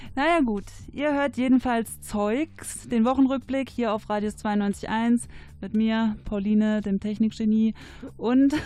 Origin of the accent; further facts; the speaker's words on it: Cologne, North Rhine-Westphalia, Germany; ich komme aus Köln